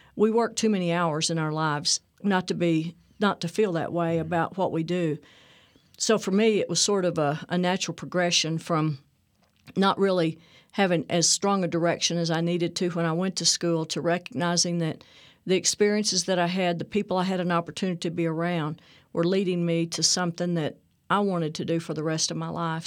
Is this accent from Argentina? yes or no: no; Texas, United States; also born or lived in Whidbey Island, Washington; we moved back to Texas fairly soon